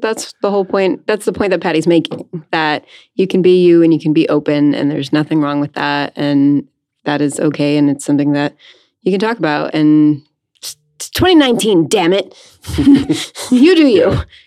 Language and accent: English; Hopewell Junction, New York, United States; I grew up just north of New York City um, in a small town called Hopewell Junction, um, just south of Poughkeepsie